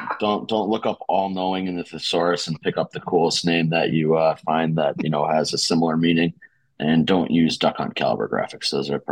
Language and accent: English; Boston, Massachusetts, United States; accent: Boston; I can't fucking hide the Boston accent either.